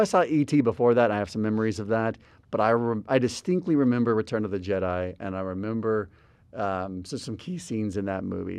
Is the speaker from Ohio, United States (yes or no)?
no; Albuquerque, New Mexico, United States; moved away; also born or lived in Houston; I grew up in Albuquerque before moving to Houston.